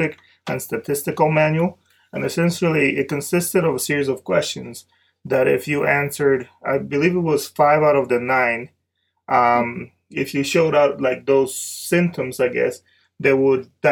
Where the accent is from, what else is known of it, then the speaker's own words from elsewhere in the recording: Dominican Republic; now in United States; growing up in Dominican Republic